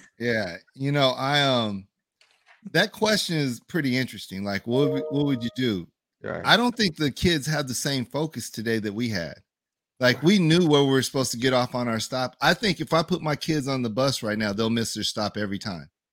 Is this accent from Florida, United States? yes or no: no; 100 miles north of LA, South Central California, United States; now in Las Vegas, United States; I'm from California, and where I'm from um, is South Central California. It's 100 miles north